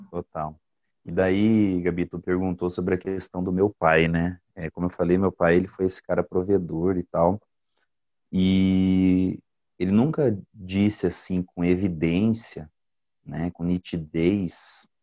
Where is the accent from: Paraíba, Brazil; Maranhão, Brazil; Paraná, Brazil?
Paraná, Brazil; Goioerê; also born or lived in Italy; now in São José dos Pinhais, Brazil; Eu sou nascido no Paraná mesmo, em Goiuerê